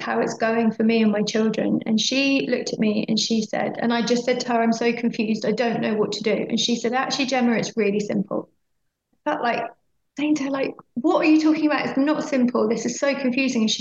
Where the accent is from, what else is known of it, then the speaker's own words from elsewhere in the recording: Oxfordshire, South East England, United Kingdom; moved away as an adult; also born or lived in London; we moved back to my hometown, which was a place that I never particularly wanted to move back to again. It's a beautiful town in Oxfordshire.